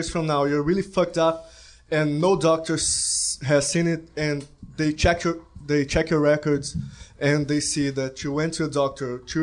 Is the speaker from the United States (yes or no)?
no; Brazil; moved away; I'm not from here. You know, I'm from Brazil.